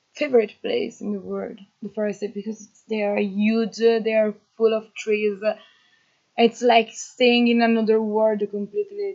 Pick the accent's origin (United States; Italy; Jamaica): Italy; Emilia-Romagna; English is a second language; I come from Italy, from the north of Italy, um, from the Emilia Romagna, a really uh, flat region of Italy.